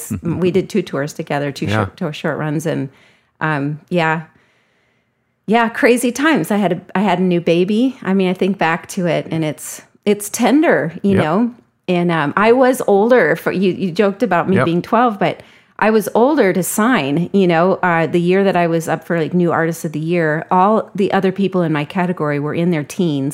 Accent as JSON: {"language": "English", "town": "Springfield", "country": "United States", "tie": "born or raised there", "moved": "yes", "lives_now": "Twin Cities, United States", "said": "I've gone back to even learn about my own, where I grew up in Springfield."}